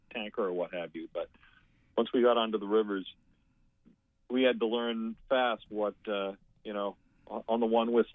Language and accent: English; Sebago Lake, Maine, United States; I grew up boating on Sebago Lake